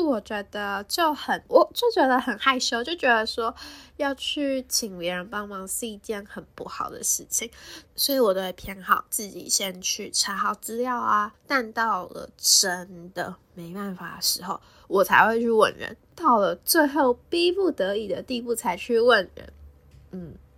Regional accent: Taipei, Taiwan; 我就住在台北，我也是台北人

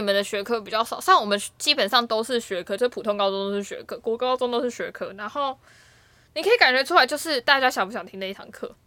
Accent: Taipei, Taiwan; 我是台北长大的小孩嘛

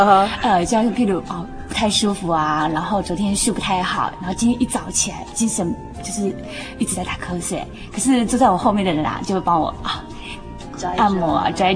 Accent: Taichung, Taiwan; 我也来自台中，

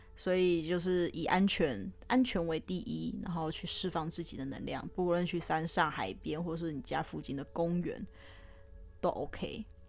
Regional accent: Taiwan; 自己身为台湾人

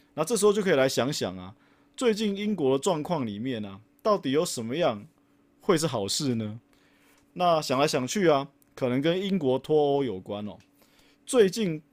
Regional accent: Taiwan; 因为我们是台湾人啊

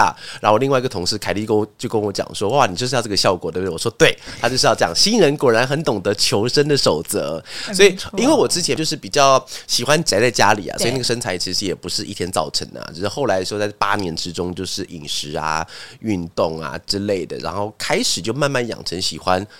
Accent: Taiwan; accent: Hakka; 我刚好出现客家腔哎，客家腔源自于那个，因为我是客家人，所以才能讲这个笑话哈

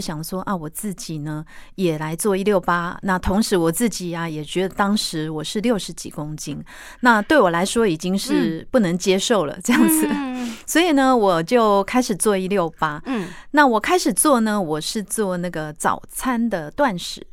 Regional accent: Taiwan; 我们台湾人的饮食习惯

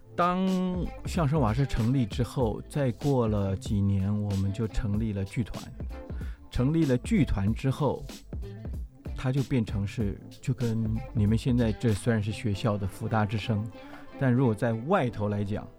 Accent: Taipei, Taiwan; also born or lived in indigenous village (birthplace); 我虽然在部落出生，但我也很小就到了台北

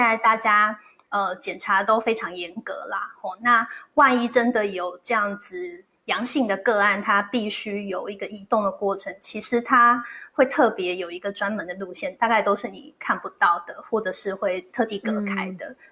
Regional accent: Taiwan; 在我们台湾人的习俗

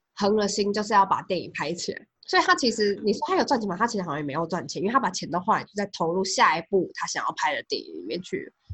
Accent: Taiwan; 我们在台湾长大

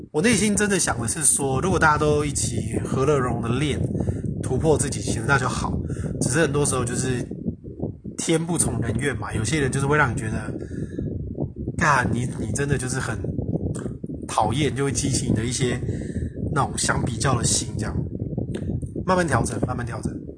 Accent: Taiwan; moved away; 我是台湾人

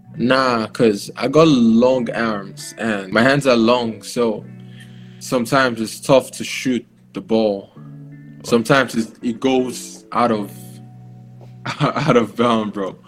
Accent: Nigeria; now in Taiwan; I'm Nigerian.

